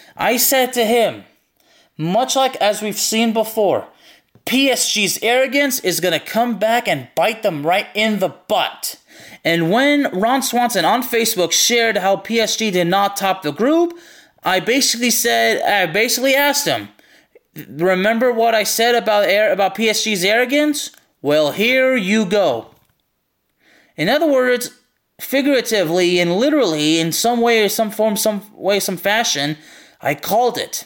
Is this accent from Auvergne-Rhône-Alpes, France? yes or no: yes; Lyon, Auvergne-Rhône-Alpes, France; I'm not from Marseille, I'm from Lyon